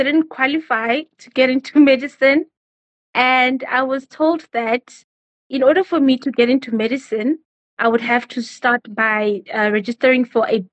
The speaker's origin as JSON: {"language": "English", "area": "Boksburg and Benoni", "region": "Gauteng", "country": "South Africa", "tie": "born or raised there", "also_born_or_lived": "Bolobedu, Limpopo", "said": "I was raised between Boksburg and Benoni."}